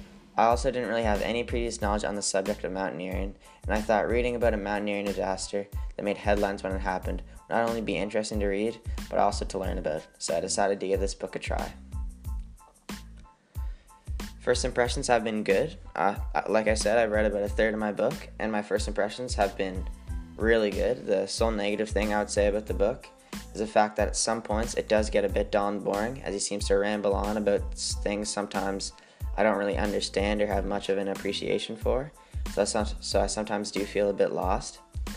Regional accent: Newfoundland and Labrador, Canada; born there; now in Waverly, Canada; I'm 15 years old, I was born on October 24th, 2003 in Newfoundland, but I'm now currently a resident of Waverly, Nova Scotia in a small community called Spider Lake.

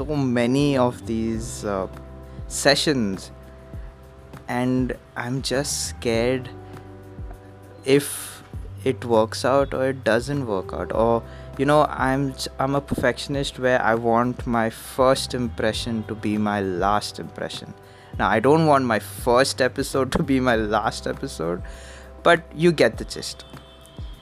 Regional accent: Mumbai, Maharashtra, India; I'm from Bombay.

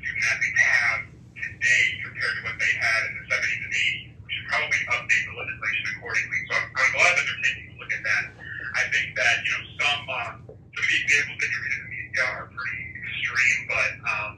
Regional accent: California, United States; moved away; I'm from California.

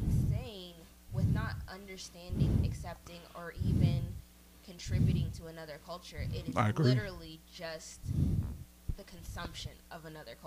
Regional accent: Germany; moved away; I grew up in Germany

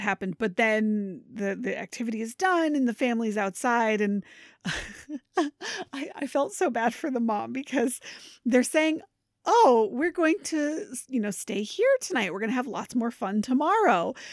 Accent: Maine, United States; now in Connecticut, United States; I'm originally from Maine

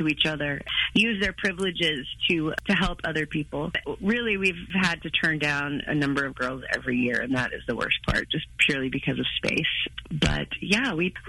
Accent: Oklahoma, United States; I was. I'm like a 5th, 6th generation Okie

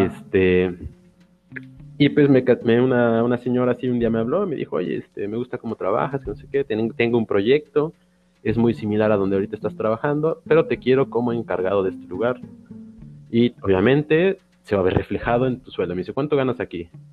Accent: Xalapa, Veracruz, Mexico; also born or lived in Playa del Carmen; he regresado a mis raíces, que es Jalapa

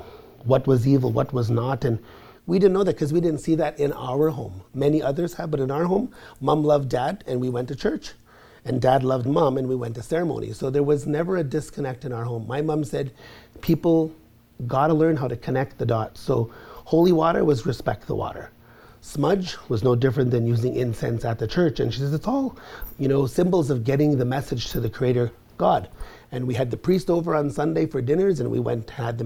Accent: Garden River First Nation, near Sault Ste. Marie, Ontario, Canada; I'm from the Garden River First Nation

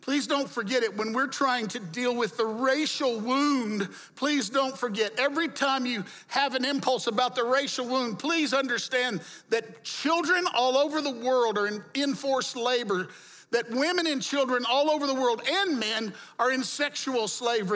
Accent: the Jim Crow South, United States; I grew up in the Jim Crow South

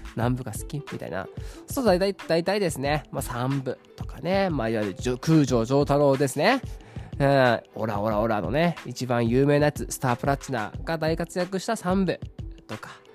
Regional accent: Saitama, Japan; 私は埼玉県出身

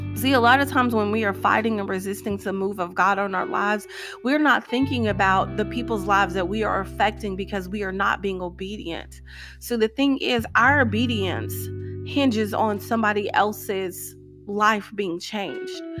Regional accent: Tennessee, United States; moved away as an adult; also born or lived in Nashville, Tennessee / Clarksville, Tennessee; When I first moved back to my home state of Tennessee

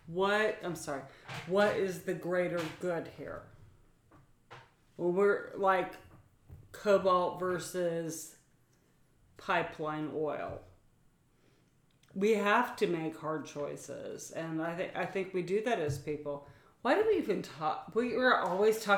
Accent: Appalachia, United States; we're Appalachian

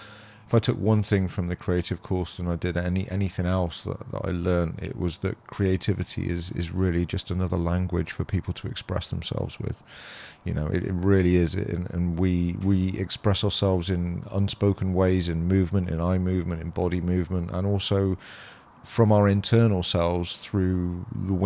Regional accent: Dursley, South West England, United Kingdom; I grew up in Cammon, Dursley and Barclay, around that area

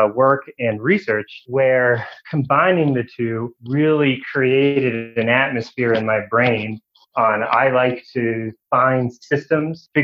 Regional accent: D.C., Maryland, United States; moved away as an adult; also born or lived in Nashville, Tennessee / Washington, D.C.; now in Mekelle, Ethiopia; I grew up in Maryland, just outside of Washington, D.C.

